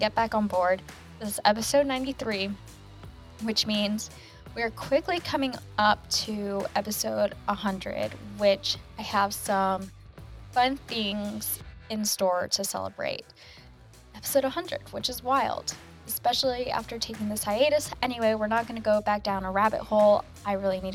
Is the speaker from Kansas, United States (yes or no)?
yes; Kansas, United States; growing up in Kansas, you grew up a KU basketball fan